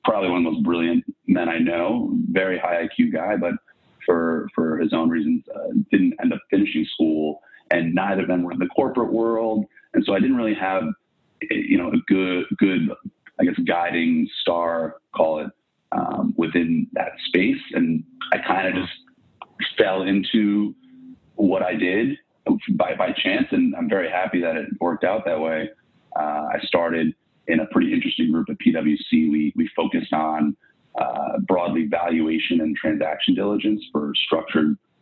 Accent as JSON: {"language": "English", "town": "Irvington", "region": "New York", "country": "United States", "tie": "born or raised there", "also_born_or_lived": "Riverdale, New York / Manhattan, New York / Boston", "said": "I live now a few blocks south of where I was born in Lenox Hill Hospital, but grew up in Riverdale and then Irvington, New York"}